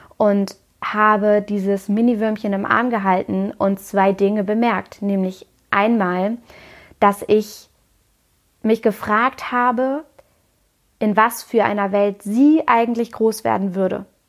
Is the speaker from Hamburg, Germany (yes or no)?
yes; Hamburg, Germany; moved away as an adult; den Umzug zurück in meine Heimatstadt Hamburg